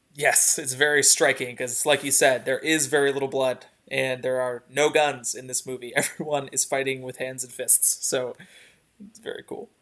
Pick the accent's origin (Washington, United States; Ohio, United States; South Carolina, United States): Ohio, United States; Northeast; little white boy growing up in Northeast Ohio